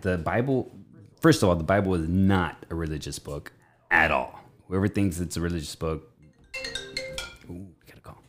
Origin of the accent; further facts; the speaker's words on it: Richland, United States; I was born in Richland